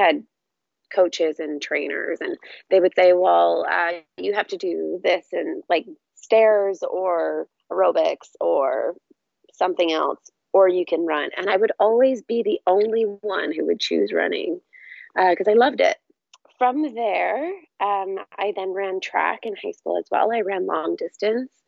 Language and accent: English; Fredericton, New Brunswick, Canada; now in Vancouver, Canada; I grew up in Fredericton, New Brunswick, so in the Atlantic provinces